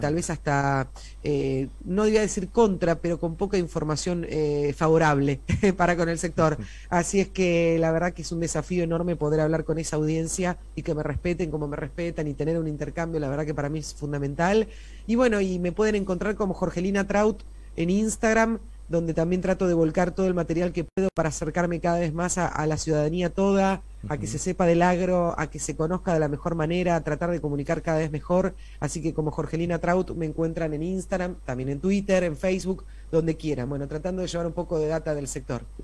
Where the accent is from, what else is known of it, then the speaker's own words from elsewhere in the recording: Argentina; a nosotros como argentinos